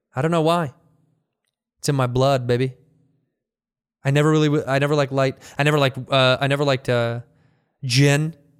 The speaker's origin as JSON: {"language": "English", "country": "United States", "said": "I'm an American"}